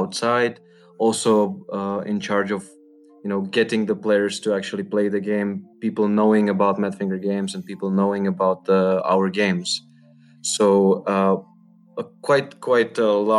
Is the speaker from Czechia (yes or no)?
yes; Czechia; I'm from Czech Republic.